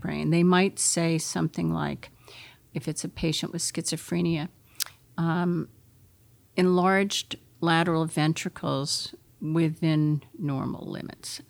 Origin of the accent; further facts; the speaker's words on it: Concord, New Hampshire, United States; I was brought up in Concord, New Hampshire, across the street from the state hospital.